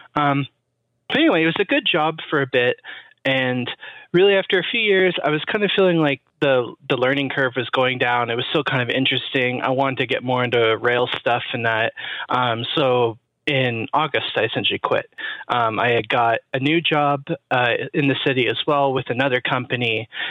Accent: Toronto, Ontario, Canada; I'm actually from Toronto

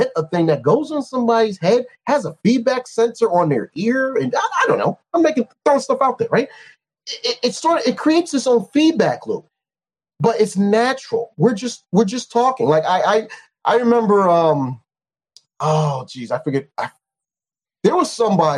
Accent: New York, United States; I'm a New Yorker

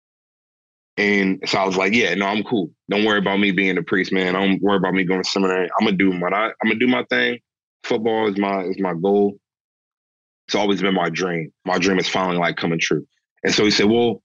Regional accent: St. Mary's County, Southern Maryland, United States; So I'm from Southern Maryland, and Maryland is a very Catholic state. It's literally Mary's land, and I'm from St. Mary's County

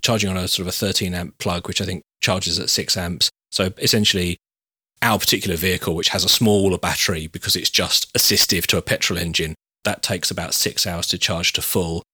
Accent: United Kingdom; we're all British

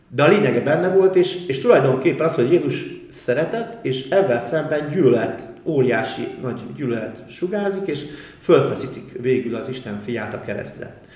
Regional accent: Budapest, Hungary; Csepelen, laktunk ugye a, a jó részét a gyerekkoromba

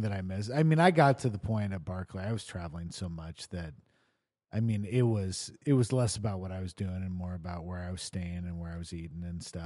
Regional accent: Lincoln, Nebraska, United States; moved away; in Lincoln, um, which is where I grew up

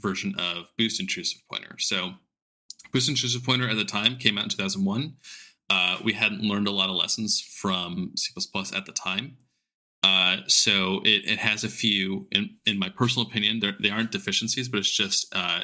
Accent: Southern California, United States; I grew up in SoCal

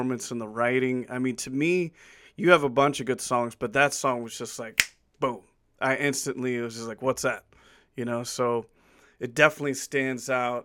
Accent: Virginia, United States; my home state, Virginia, where I'm from

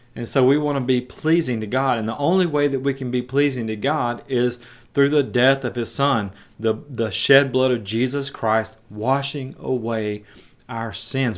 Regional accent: Jackson, Tennessee, United States; my hometown in West Tennessee

